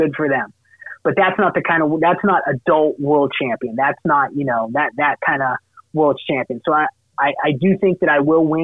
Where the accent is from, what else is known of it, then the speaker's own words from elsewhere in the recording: Massachusetts, United States; I'm a masshole, I grew up in Massachusetts